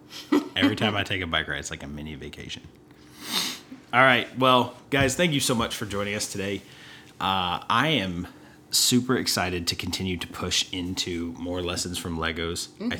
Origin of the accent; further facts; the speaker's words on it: Texas, United States; And I'm from Texas.